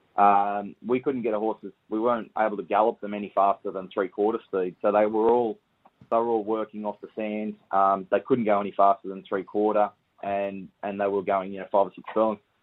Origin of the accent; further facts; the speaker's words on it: Camden, New South Wales, Australia; Camden, Camden in New South Wales, and yeah, so we just grew up around Menangle Park, really.